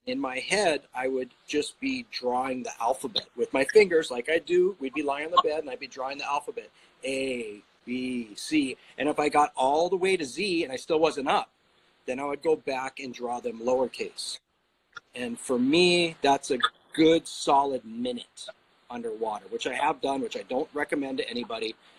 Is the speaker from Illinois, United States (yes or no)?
no; Kailua, Hawaii, United States; I grew up in Kailua